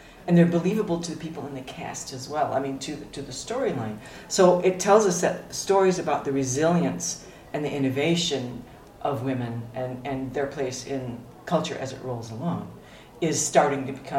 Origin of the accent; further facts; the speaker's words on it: United States; my French is terrible. I'm American